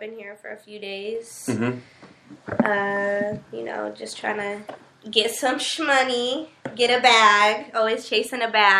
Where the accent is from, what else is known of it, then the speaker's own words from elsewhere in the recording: Denver, Colorado, United States; I'm from Denver. I'm 24.